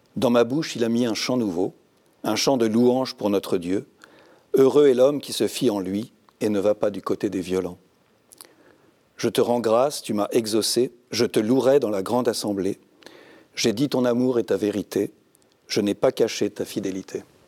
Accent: Saint-Cloud, Île-de-France, France; also born or lived in Brittany; je suis un breton de Paris. Je suis né à, Saint-Cloud

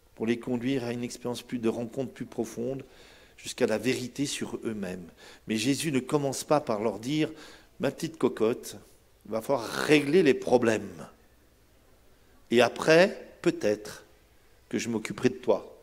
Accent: Brittany, France; vrai chez moi en Bretagne

